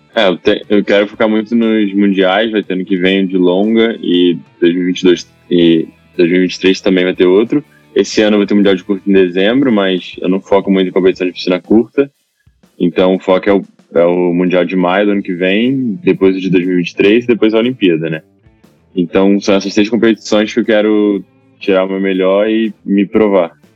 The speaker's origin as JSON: {"language": "Portuguese", "town": "Itaguaí", "region": "Rio de Janeiro", "country": "Brazil", "said": "eu sou de Itaguaí, aqui do Rio, né? Eu comecei a nadar lá."}